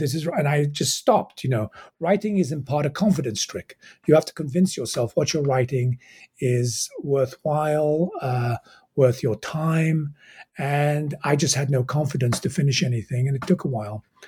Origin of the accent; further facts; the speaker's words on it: England, United Kingdom; moved away as an adult; also born or lived in Egypt / Cairo, Egypt; now in United States; I was born in Egypt, raised in England